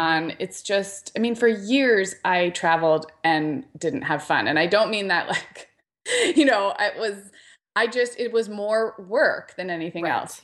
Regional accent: Santa Barbara, California, United States; moved away; Santa Barbara, which is my hometown

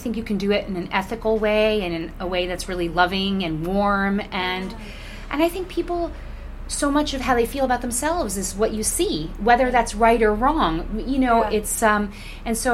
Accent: New York, United States; also born or lived in Englewood, New Jersey; I was born in New York and raised in New York until I was a kid, and then we moved to Englewood, New Jersey. Okay. And but I still went to school in New York. So yes, I'm from here

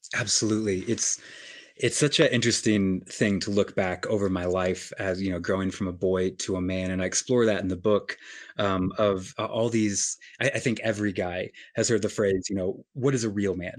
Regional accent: Colorado, United States; moved away as an adult; also born or lived in New York City / Los Angeles; now in New York City / Los Angeles, United States; I often go to my hometown in Colorado

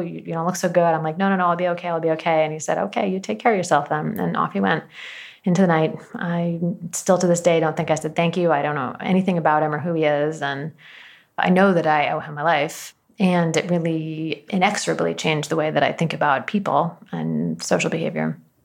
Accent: Washington, United States; born or raised there

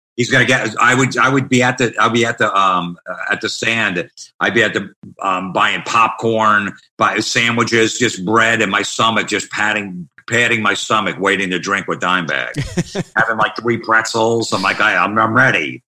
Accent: Old Bridge, New Jersey, United States; I grew up in Old Bridge, New Jersey

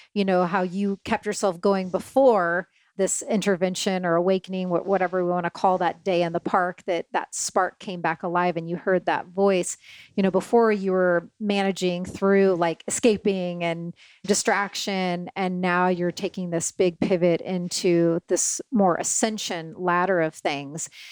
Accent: Syracuse, Indiana, United States; I come from tiny little town, Syracuse.

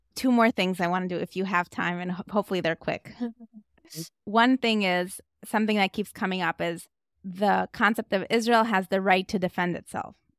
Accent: Moscow, Russia; moved away; I was raised in Moscow, Russia

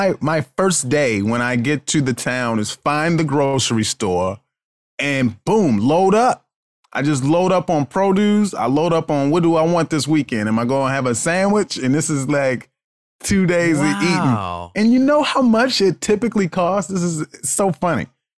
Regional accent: Baltimore, Maryland, United States; You know, I grew up in Baltimore, Maryland.

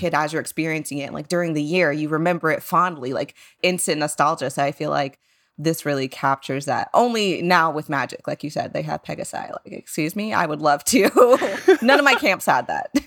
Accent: San Antonio, Texas, United States; growing up in San Antonio was a different experience

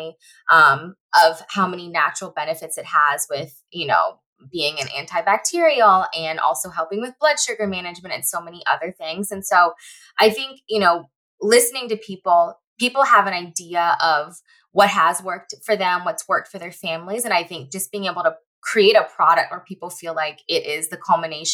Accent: Northern Virginia, United States; now in Los Angeles, United States; I live in LA now, but I'm originally from the Northern Virginia area

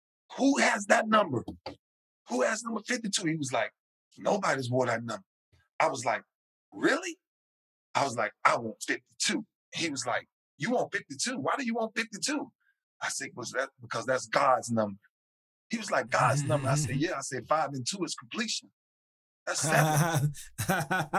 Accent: Lakeland, Florida, United States; my hometown in Lakeland

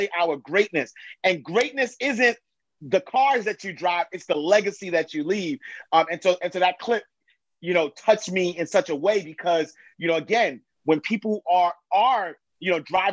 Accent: New York City, New York, United States; I'm from New York. I'm from Harlem, Hunter Knight Street, 8th Avenue, St.

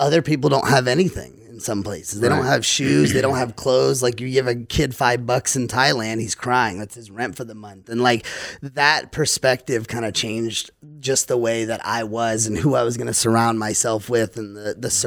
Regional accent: Louisiana, United States; I'm from Louisiana, so I grew up in the South

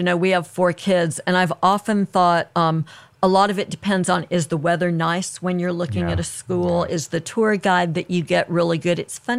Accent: Los Angeles, California, United States; moved away as an adult; also born or lived in Utah / Maine; I grew up in Los Angeles.

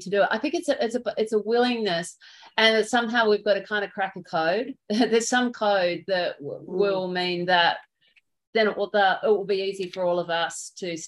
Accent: Australia; accent: Australian; moved away; my Australian accent

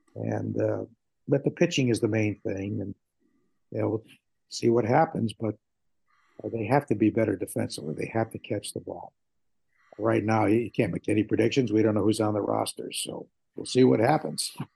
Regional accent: New Haven, Connecticut, United States; moved away; I grew up in the New Haven area

